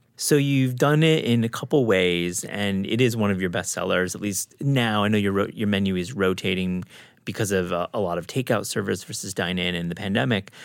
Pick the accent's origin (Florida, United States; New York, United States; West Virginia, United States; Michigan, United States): Michigan, United States; Kalamazoo; down the road is where I grew up in Kalamazoo, Michigan